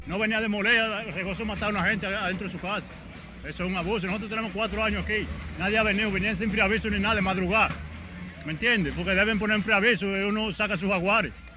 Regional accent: Dominican Republic

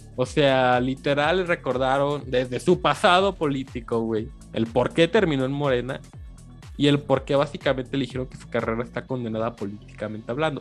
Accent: Mexico; uno como mexicano lo vive

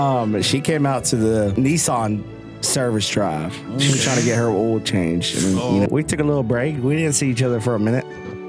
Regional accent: Dalton, Georgia, United States; Man, I was born and raised here in Dalton, Georgia. If you don't know me … Born and raised here.

